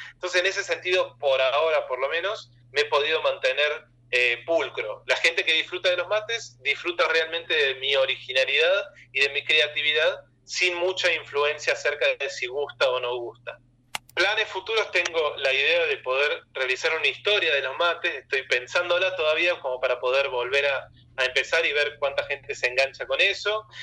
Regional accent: Argentina; soy argentino

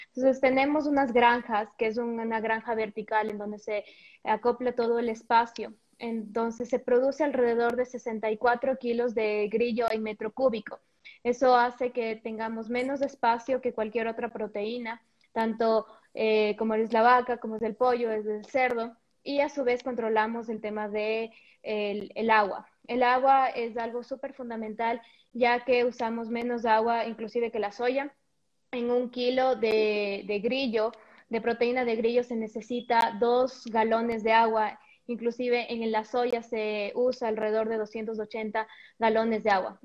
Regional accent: Ecuador; moved away as an adult; also born or lived in Mexico; el regresar después de cinco años de vivir completamente en otro país, crear tu ecosistema ya, tus redes de contacto, volver a Ecuador

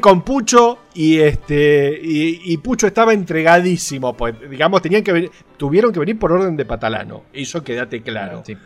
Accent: Argentina; Soy, soy de Argentina

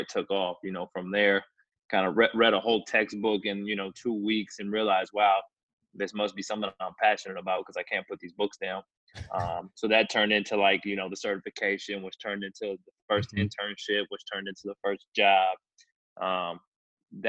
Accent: California, United States; moved away as an adult; now in Kansas, United States; I'm a California born and raised, and you know, I'm certainly Californian by almost every stretch of that imagination

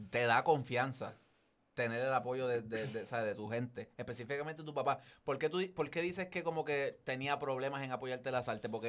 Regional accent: Carolina, Puerto Rico; de, bendito sea Dios, de Carolina.

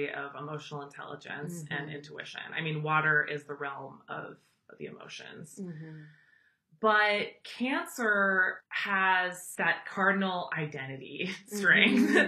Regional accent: Chicago, Illinois, United States; I grew up in Chicago during the Bulls dynasty

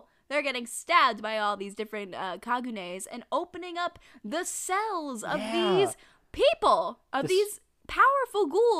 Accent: Arizona, United States; I grew up in Arizona.

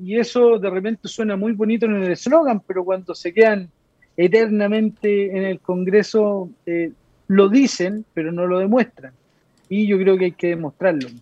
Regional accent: Lo Prado, Santiago Metropolitan Region, Chile; also born or lived in San Javier, Maule Region; me crié, nací en San Javier, en la comuna de San Javier, que está en la séptima región de Chile. Me crié en Loprado toda mi vida.

